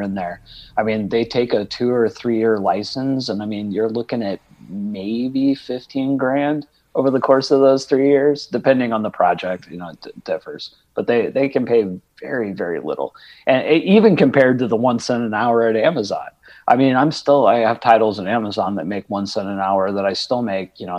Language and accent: English; Indiana, United States; also born or lived in New Orleans / Los Angeles; now in Georgia, United States; I was born in Indiana